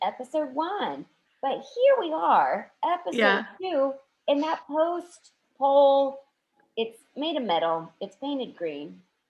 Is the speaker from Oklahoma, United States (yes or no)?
yes; Ponca City, Oklahoma, United States; also born or lived in Houston; I was born in Houston. I love Texas. Ava hates Texas because Texans just love Texas too much. Sorry. But I did go to Oklahoma, small town, Ponca City, Oklahoma, where I met my high school BFF